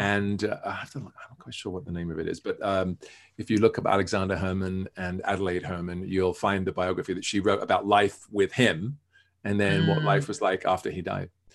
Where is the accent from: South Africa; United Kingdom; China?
United Kingdom; England; born or raised there